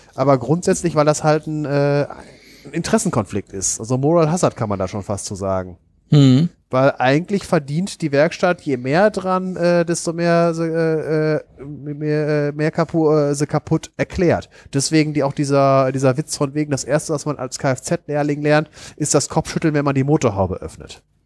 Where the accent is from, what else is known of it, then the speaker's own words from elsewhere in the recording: Germany; ich empfinde es als Deutscher